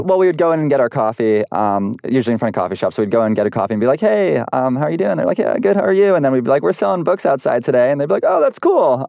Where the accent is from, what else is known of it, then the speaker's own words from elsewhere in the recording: Providence, Rhode Island, United States; now in Los Angeles, United States; I'm from Providence.